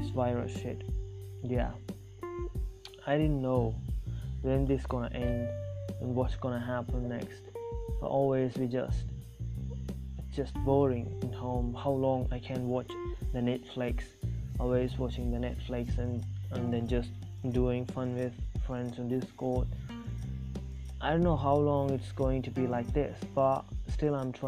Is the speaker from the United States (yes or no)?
no; South India, India; first language Tamil; English is a second language; Actually I'm from India, if you guys don't know that, now you know that I'm from South India. I'm Tamil. I speak Tamil and English. English as a second language.